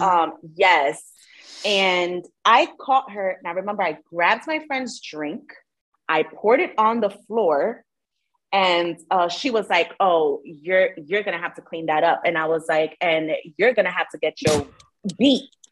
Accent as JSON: {"language": "English", "town": "New York City", "region": "New York", "country": "United States", "tie": "born or raised there", "said": "I'm from the Bronx."}